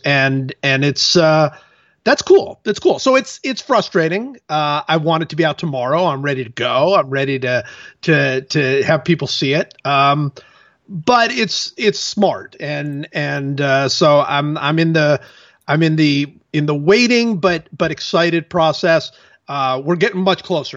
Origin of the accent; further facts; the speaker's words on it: Cleveland, Ohio, United States; I'm from Cleveland